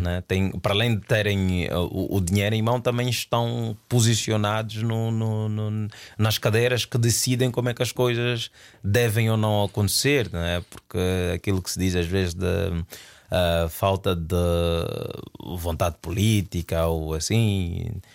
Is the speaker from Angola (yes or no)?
yes; Luanda, Luanda Province, Angola; moved away; also born or lived in Portugal; eu saí do Sambizanga eh, e fui viver para a ilha de Luanda.